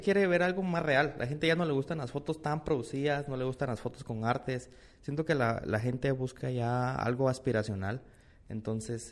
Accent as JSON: {"language": "Spanish", "country": "Guatemala", "said": "Estoy en Nueva York, soy de Guate"}